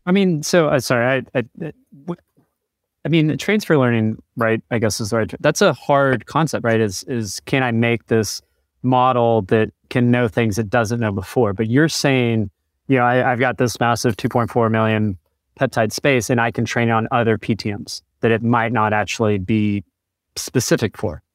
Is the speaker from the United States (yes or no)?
yes; Chattanooga, Tennessee, United States; I grew up in Chattanooga